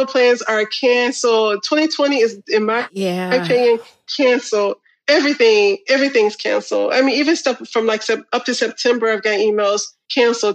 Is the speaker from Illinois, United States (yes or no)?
yes; Illinois, United States; we're from Illinois